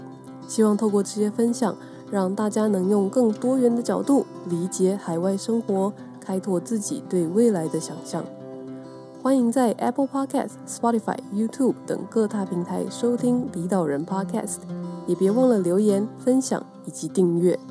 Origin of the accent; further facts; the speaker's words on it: Taipei, Taiwan; 我台北人。